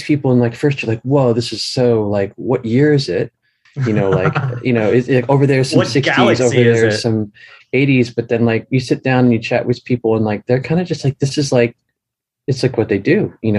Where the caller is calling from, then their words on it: Saitama, Japan; I'm calling just outside of Tokyo in Saitama.